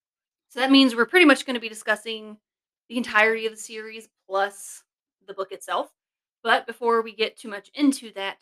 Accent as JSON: {"language": "English", "region": "the South", "country": "United States", "said": "I am from the South, obviously."}